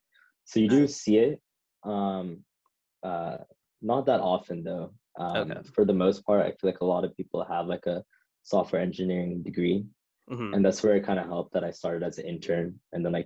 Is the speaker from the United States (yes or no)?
yes; Folsom, California, United States; moved away as an adult; now in San Francisco, United States; I'm from Folsom, next to Sacramento.